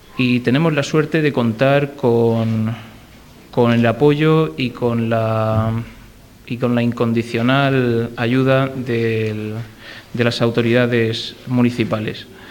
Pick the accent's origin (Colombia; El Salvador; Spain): Spain; Region of Murcia; como murcianos debemos sentir orgullo